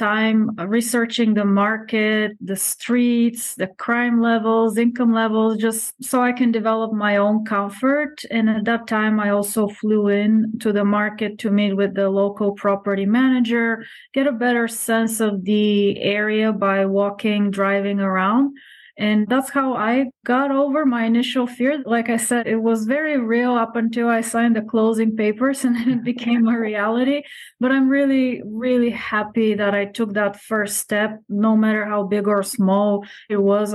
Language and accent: English; Bulgaria; now in United States; I'm originally from Bulgaria, came to the United States many years ago